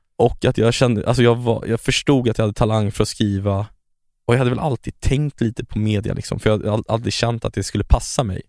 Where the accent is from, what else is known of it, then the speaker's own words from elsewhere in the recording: Stockholm, Stockholm County, Sweden; also born or lived in Chile; jag växte upp i äh, Stockholms fattigaste mm. område.